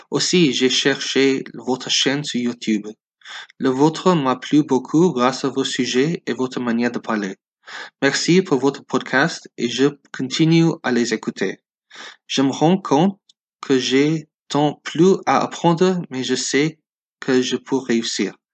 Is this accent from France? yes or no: no; Los Angeles, California, United States; French is a second language; moved away as an adult; also born or lived in Pakistan; now in Baltimore, United States; J'ai 29 ans et j'habite aux États-Unis à Baltimore, près de Washington. Ma famille vient du Pakistan, mais je suis né aux États-Unis. J'ai appris français à 14 ans à Los Angeles où j'ai grandi.